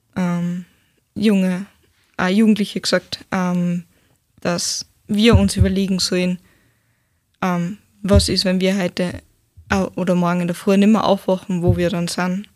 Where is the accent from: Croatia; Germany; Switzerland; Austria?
Austria; Steyr, Upper Austria; ich bin aus Steyr, ähm, 19 Jahre